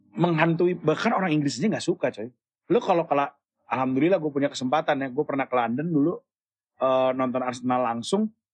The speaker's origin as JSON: {"language": "Indonesian", "region": "West Sumatra", "country": "Indonesia", "said": "tapi gue sebagai orang Minang tetap punya orang Minang"}